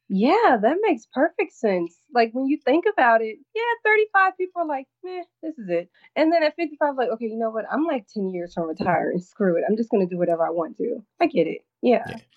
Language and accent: English; North Carolina, United States; now in New York, United States; being born and raised in North Carolina